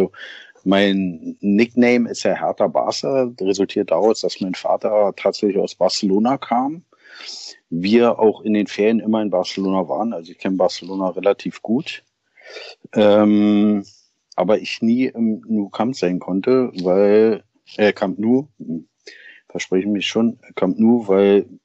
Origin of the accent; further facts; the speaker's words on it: Berlin, Germany; Also, herkommt tue ich aus Berlin tatsächlich. Bin in Berlin geboren. Ähm, waren dann vier Jahre, also als ich zwei war, sind wir dann mal für vier Jahre nach